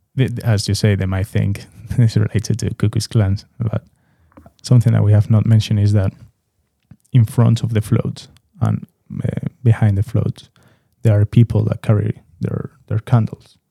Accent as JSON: {"language": "English", "town": "Madrid", "region": "Community of Madrid", "country": "Spain", "said": "I'm from Madrid, but I also have the opportunity to have my father in Seville and visit Seville a lot"}